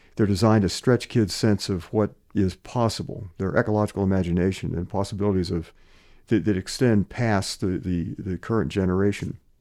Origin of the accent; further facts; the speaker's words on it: New Wilmington, Pennsylvania, United States; also born or lived in Des Moines, Iowa; growing up in, in Western Pennsylvania, my dad was president of a college in a town called New Wilmington, Pennsylvania